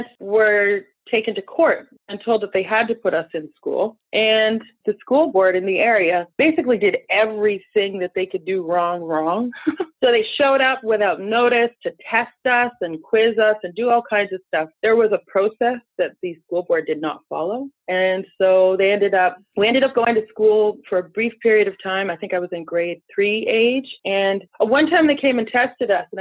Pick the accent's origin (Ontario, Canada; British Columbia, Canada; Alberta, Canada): Ontario, Canada; Northern; moved away as an adult; also born or lived in Toronto / United States; we grew up on a huge farm in sort of the middle of nowhere, nestled in, what is it, northeastern Ontario or northwestern